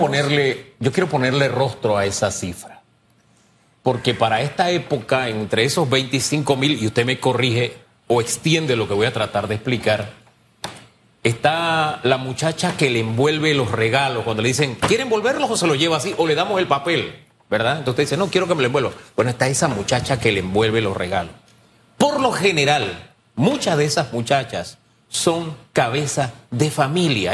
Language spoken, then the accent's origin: Spanish; Panama; yo soy de Tierra Saldas